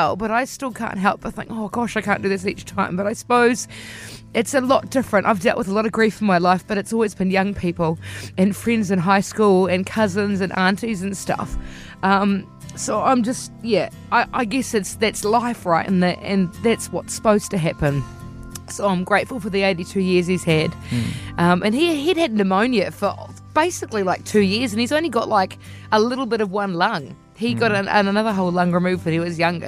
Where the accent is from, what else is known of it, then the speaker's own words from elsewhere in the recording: Te Kōpiro, New Zealand; moved away; they still live in my hometown of Te Kōpiro